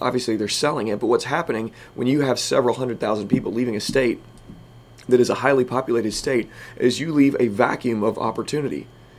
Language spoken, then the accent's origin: English; Southern Illinois, United States; We are from Southern Illinois.